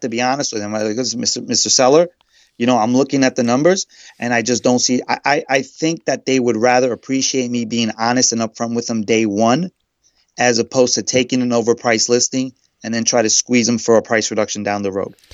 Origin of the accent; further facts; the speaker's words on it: New York City, New York, United States; also born or lived in Queens; I'm from Queens. I'm originally from Brooklyn, and currently I'm living in Queens.